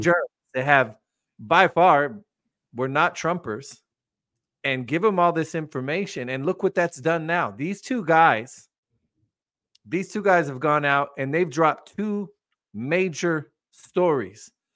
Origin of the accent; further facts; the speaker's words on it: United States; I'm sitting here as an American